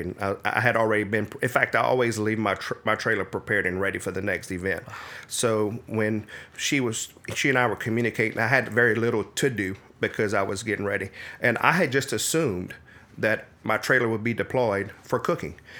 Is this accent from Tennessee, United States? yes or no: no; Midland, Louisiana, United States; Actually, I'm from Acadia Parish, a little town called Midland, Louisiana.